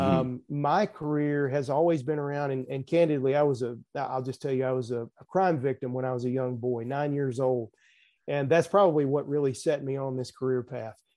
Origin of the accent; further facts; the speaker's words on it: the South, United States; accent: Southern; also born or lived in Nashville, Tennessee; I'm sure folks can tell from my accent, I'm in, I am from the South